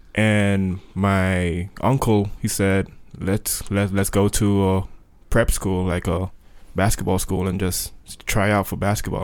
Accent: Sint Maarten; Saint Martin, there is a French side and a Dutch side and I was born on the Dutch side

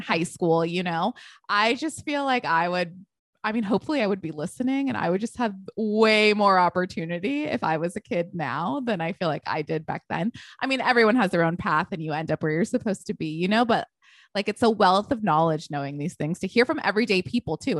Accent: Texas, United States; also born or lived in Connecticut; now in Los Angeles, United States; I was born in Connecticut, but I was brought up in Texas

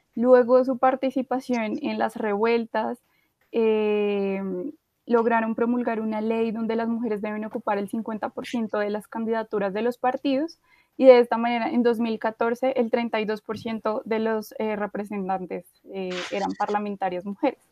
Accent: Colombia; acá las cuatro somos colombianas

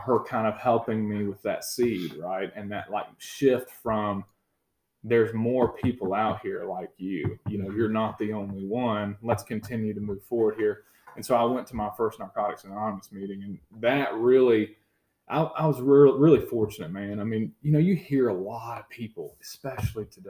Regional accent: Gainesville, United States; growing up in Gainesville

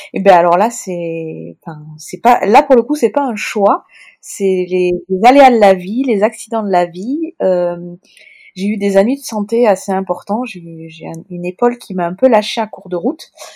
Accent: Toulouse, Occitania, France; accent: Toulouse sing-song accent; mon accent chantant toulousain

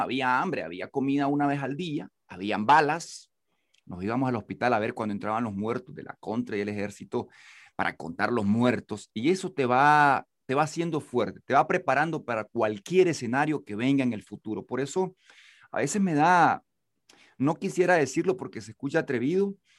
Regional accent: Nicaragua; nací en Huigulí, el y era zona de guerra en los 80 y nací justamente en 1979, entonces estuve cerca de las balas como un niño

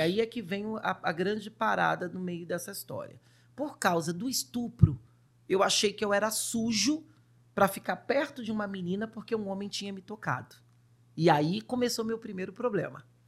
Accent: Rio de Janeiro, Brazil; also born or lived in Duque de Caxias; eu sou do Rio de Janeiro, nasci num lugar, num bairro chamado São Cristóvão, onde tem o Maracanã. Opa. Eu sou o verdadeiro carioca da gema

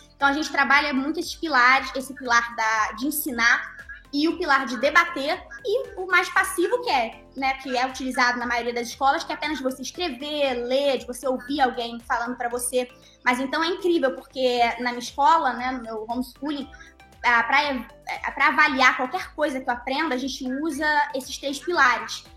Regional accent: Brazil; also born or lived in Norway; tanto na Noruega, que foi onde eu nasci e onde eu morei até os meus seis anos, tanto ainda morando na Noruega, e já morando aqui no Brasil

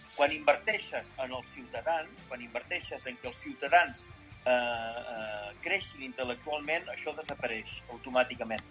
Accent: Catalonia, Spain; nosaltres som catalans

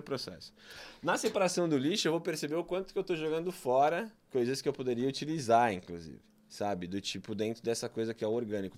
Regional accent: São Paulo, Brazil; born or raised there

